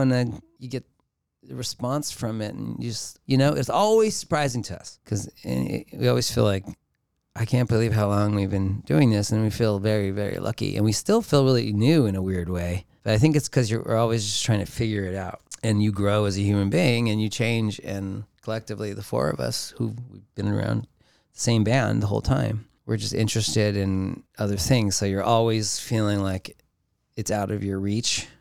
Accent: Los Angeles, California, United States; growing up in Los Angeles

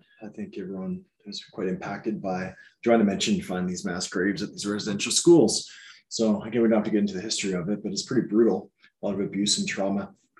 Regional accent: Canada

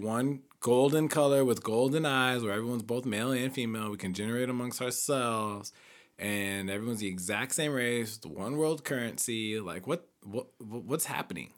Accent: Edwardsville, Illinois, United States; moved away; back in my hometown, we have black, white, Hispanic

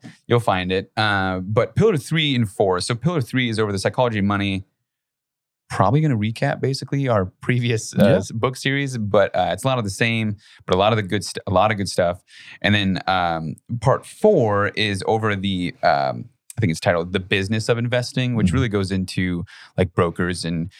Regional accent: United States; I'm an American.

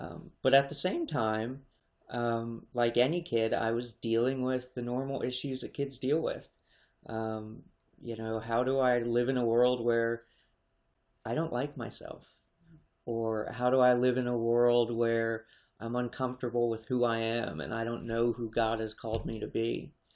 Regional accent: Harrisburg, Pennsylvania, United States; I was born in Harrisburg

